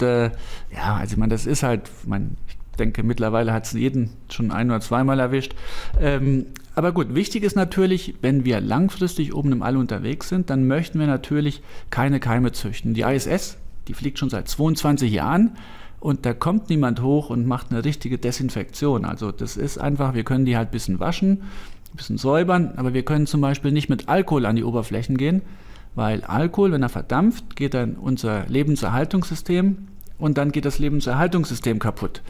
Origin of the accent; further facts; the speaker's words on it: northern Saarland, Germany; Ich komme ja aus dem Nordsaarland